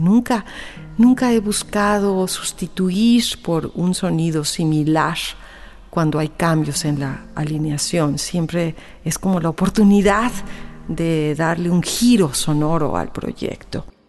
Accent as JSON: {"language": "Spanish", "country": "Mexico", "also_born_or_lived": "Guadalajara", "said": "como mexicanos contemporáneos que somos"}